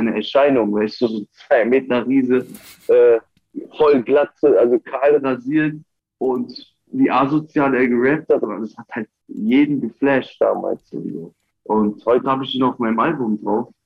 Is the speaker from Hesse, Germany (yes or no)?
yes; Wiesbaden, Hesse, Germany; Ich komme aus Wiesbaden